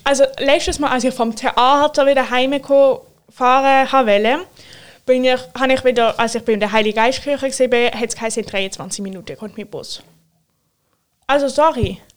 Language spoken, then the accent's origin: German; Switzerland; bei uns in der Schweiz